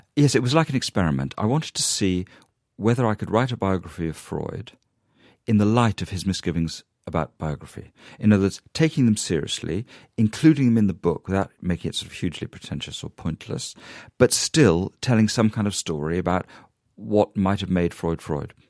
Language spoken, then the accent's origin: English; United Kingdom; a British Jew